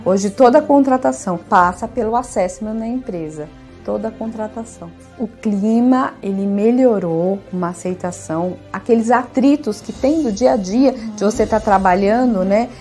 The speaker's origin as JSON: {"language": "Portuguese", "town": "Diadema", "region": "São Paulo", "country": "Brazil", "said": "eu sou de Diadema"}